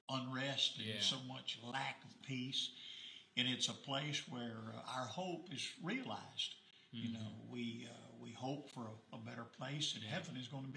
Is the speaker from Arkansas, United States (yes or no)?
yes; Maumelle, Arkansas, United States; also born or lived in Texas; I grew up in the Morgan Maumelle area. I was saved at the age of 20 at Pike Avenue Baptist Church in North Little Rock.